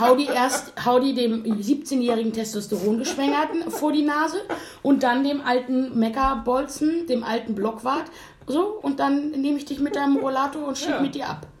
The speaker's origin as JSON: {"language": "German", "region": "Hamburg", "country": "Germany", "tie": "born or raised there", "said": "wir haben nicht mitten in Hamburg gewohnt, sondern sozusagen am Stadtrand"}